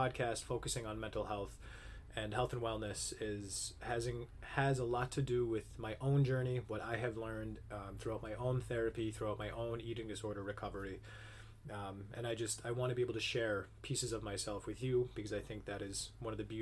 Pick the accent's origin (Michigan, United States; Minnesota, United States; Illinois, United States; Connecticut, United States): Michigan, United States; Upper Peninsula of; I was born and raised in the Upper Peninsula of Michigan